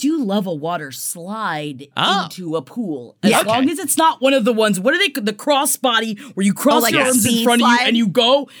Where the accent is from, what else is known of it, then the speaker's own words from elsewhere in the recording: Florida, United States; growing up in Florida